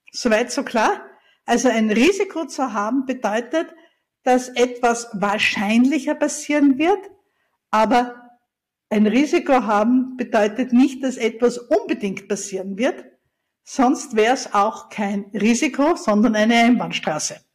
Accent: Austria; Ich bin ja Österreicherin und ich liebe unsere Berge

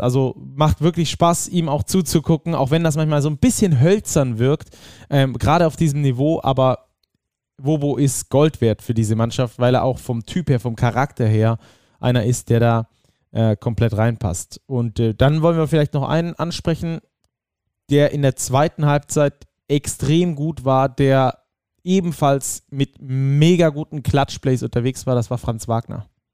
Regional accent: Rhineland, Germany; ich als Rheinländer auch hier zu sein. Ne? Meine Familie ist um die Ecke

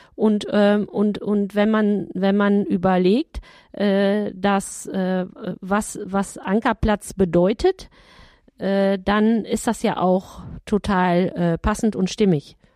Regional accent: Ottenstein, North Rhine-Westphalia, Germany; moved away; ist meine Heimat, mein Heimatort

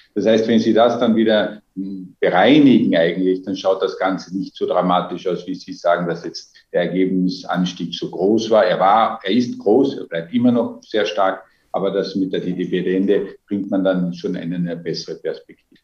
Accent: Austria; Als Österreicher

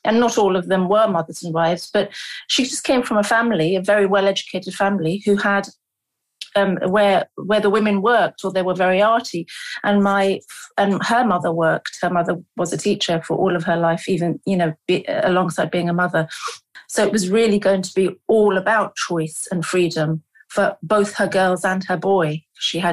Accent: London, United Kingdom; also born or lived in Lahore, Pakistan; I was born in London, and then I think at about two and a half years of age, my parents

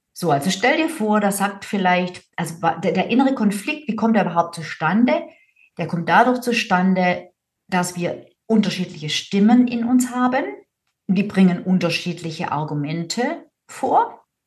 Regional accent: Swabia, Germany; ich bin Schwäbin

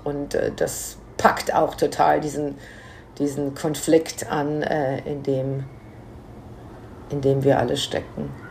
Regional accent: Menden, North Rhine-Westphalia, Germany; now in New York, United States; in meiner Heimatstadt Menden

